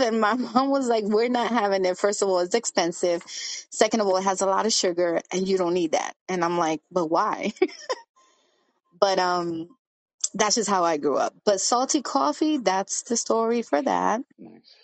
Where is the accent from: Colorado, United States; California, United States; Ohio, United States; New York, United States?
New York, United States; New York City; I was born in Brooklyn, but my parents are Dominican